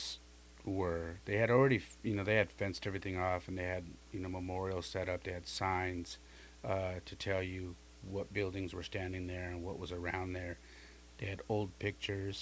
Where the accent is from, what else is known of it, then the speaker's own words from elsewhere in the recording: California, United States; I'm from California. I'm not from here.